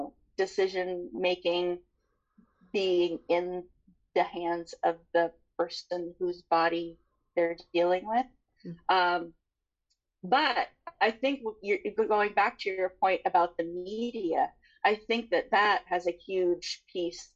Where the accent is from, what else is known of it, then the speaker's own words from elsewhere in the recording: San Juan Island, Washington, United States; moved away; also born or lived in Seattle; I was born in Seattle, but I was raised on San Juan Island